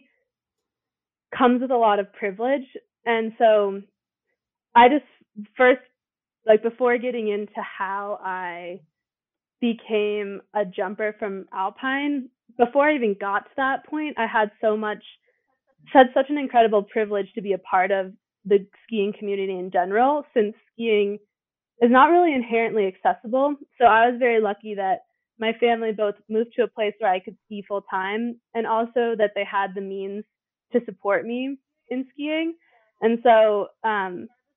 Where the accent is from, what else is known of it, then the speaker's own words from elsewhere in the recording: Steamboat Springs, Colorado, United States; also born or lived in Denver, Colorado; my family used to drive up to Steamboat every weekend to go skiing, starting when I was two